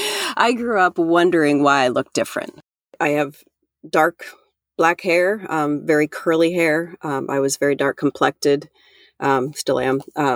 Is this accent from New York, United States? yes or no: no; Iowa, United States; I'm from Central Iowa and grew up here most of all of my life.